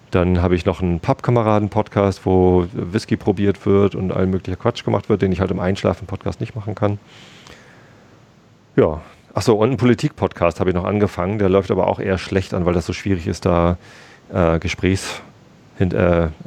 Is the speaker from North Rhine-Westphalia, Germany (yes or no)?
no; Lower Saxony, Germany; Ich bin ähm, hier auch aufgewachsen in der Ecke und bin dann zum Studieren nach Hamburg gezogen.